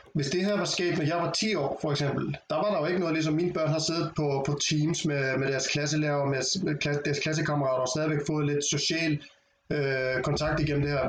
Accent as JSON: {"language": "Danish", "country": "Iceland", "moved": "yes", "lives_now": "Denmark", "said": "Altså i Island, hvor jeg kommer fra"}